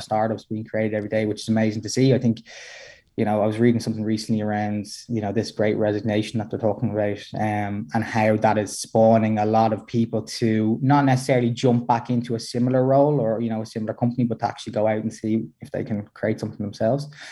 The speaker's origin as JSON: {"language": "English", "country": "Ireland", "said": "we're, we're both Irish"}